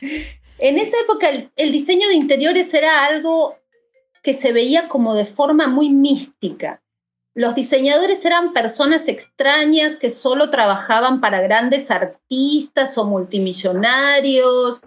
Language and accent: Spanish; Argentina; moved away as an adult; also born or lived in Monterrey, Mexico; now in Mexico